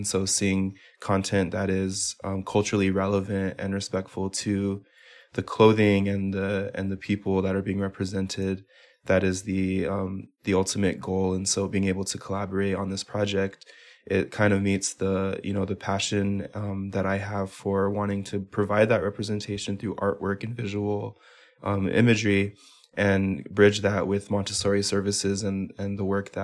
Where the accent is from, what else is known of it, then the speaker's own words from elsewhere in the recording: Pueblo of Laguna, New Mexico, United States; I am from the Pueblo of Laguna in affiliation with Parahi Village.